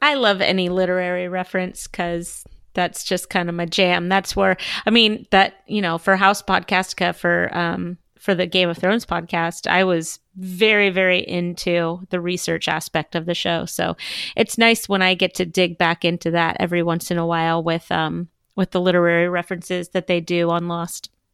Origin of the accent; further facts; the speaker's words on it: Southern California, United States; I am from Southern California